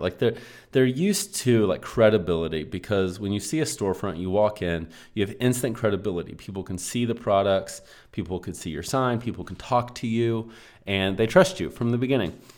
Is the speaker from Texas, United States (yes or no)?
yes; Texas, United States; I normally say you guys, but lately I've been saying y'all. I'm from Texas